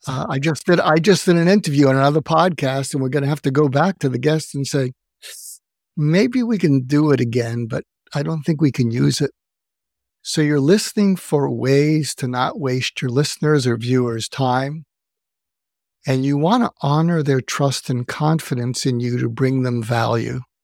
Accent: outside of Boston, Massachusetts, United States; moved away as an adult; also born or lived in Los Angeles; I grew up outside of Boston.

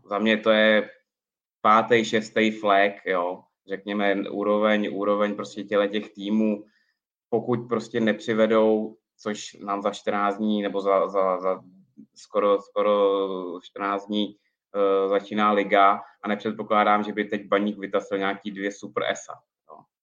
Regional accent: Prague, Czechia; also born or lived in Ostrava; jsem rodilej Pražák

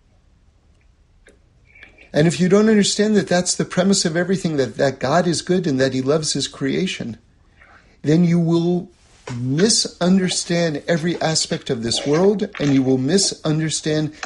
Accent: New York City, New York, United States; I grew up in New York City. I grew up in an apartment

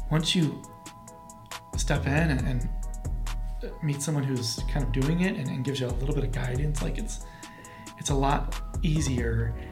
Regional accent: Portland, Oregon, United States; also born or lived in Aloha, Oregon; I'm actually from Portland, so I oh, okay. actually lived in Aloha, graduated from Aloha High School

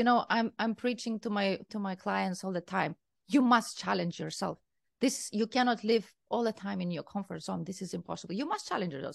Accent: Kaunas, Kaunas County, Lithuania; English is a second language; moved away as an adult; also born or lived in Berlin, Germany; now in Barcelona, Spain; I am from Lithuania. I'm from the second largest city in Lithuania, that is Kaunas

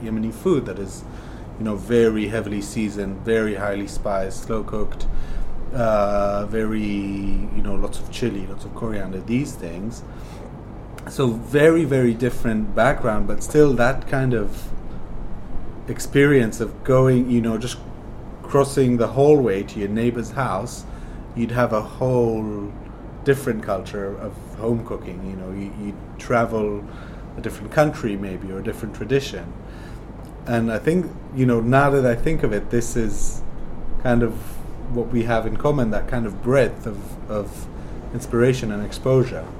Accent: Jerusalem, Jerusalem District, Israel; I'm from Jerusalem, which is in the center of Israel

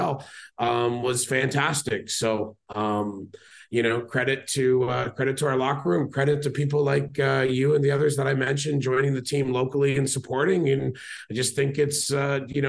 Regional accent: Canada; we're Canadian

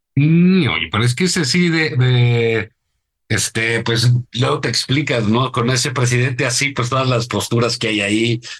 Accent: Mexico; como, como, como mexicanos

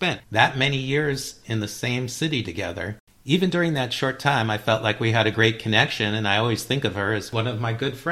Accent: Beverly Hills, California, United States; We grew up together in Beverly Hills in the 1980s

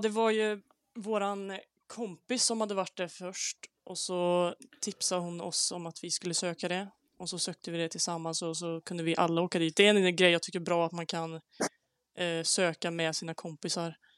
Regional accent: Säffle, Värmland, Sweden; så jag kommer också från Säffle i Värmland.

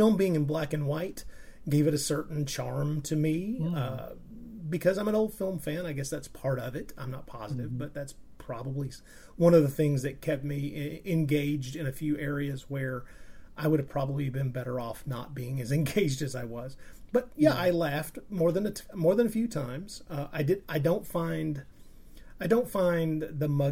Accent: United States; me being an American and having experienced those films at a younger age

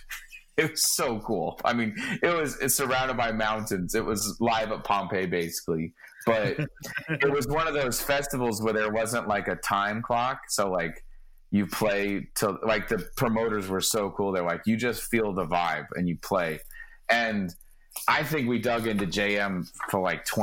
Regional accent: Indiana, United States; all of the guys in that band, including me, except for Slomo, the slap steel player, we're all from Indiana

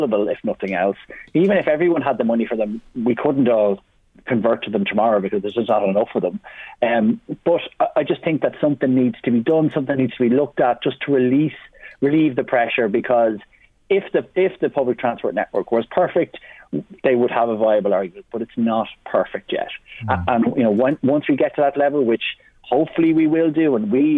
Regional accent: Drogheda, County Louth, Ireland; when I was a kid growing up in William Street in Drogheda

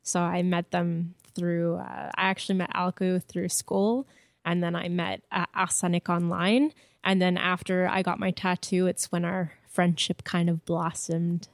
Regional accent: Montreal, Quebec, Canada; first language French; English is a second language; my family comes from Wakeham Bay, but I was born and raised in Montreal

